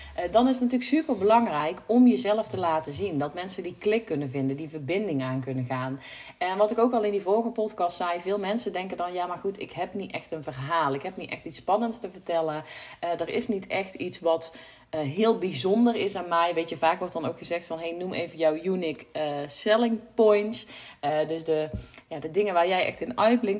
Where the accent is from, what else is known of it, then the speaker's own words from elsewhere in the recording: North Brabant, Netherlands; ik kom uit Brabant